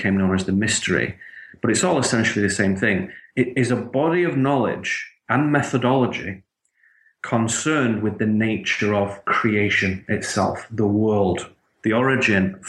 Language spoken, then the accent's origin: English; the north of England, United Kingdom; Where I grew up in Northern England